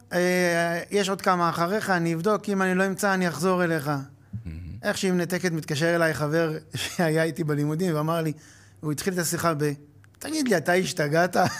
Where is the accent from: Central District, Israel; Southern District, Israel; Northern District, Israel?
Northern District, Israel; Acre; למדתי בעכו, גדלתי בעכו